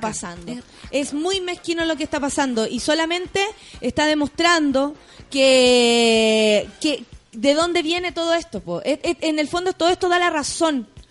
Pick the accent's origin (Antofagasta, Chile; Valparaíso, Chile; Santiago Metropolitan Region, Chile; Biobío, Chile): Santiago Metropolitan Region, Chile; Santiago; soy de Santiago